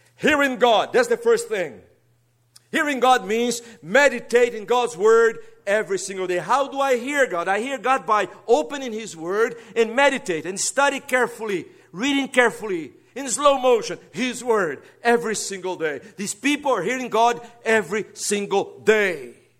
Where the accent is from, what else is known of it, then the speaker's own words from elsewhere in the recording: Brazil; English is a second language; moved away; don't worry about my accent. I'm a Brazilian. And this is the fourth language I have to get acquainted in my life